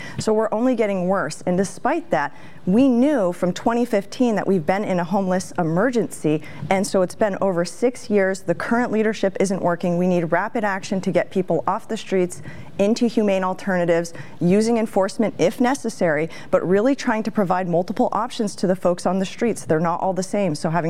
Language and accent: English; Portland, Oregon, United States; I was born in Portland.